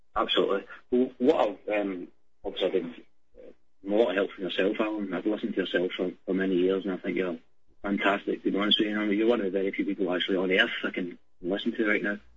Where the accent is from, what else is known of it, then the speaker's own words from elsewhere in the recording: Glasgow, Scotland, United Kingdom; I'm only 26 from Glasgow